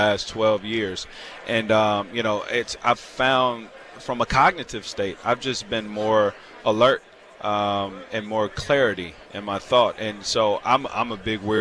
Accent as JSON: {"language": "English", "region": "Virginia", "country": "United States", "said": "I'm from the South. I'm from Virginia"}